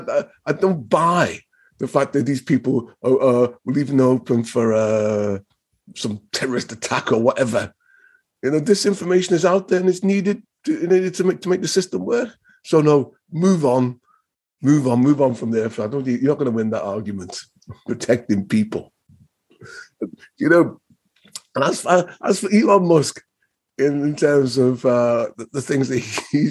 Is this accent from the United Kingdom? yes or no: yes; Liverpool, North West England, United Kingdom; You know, I'm a Scouser.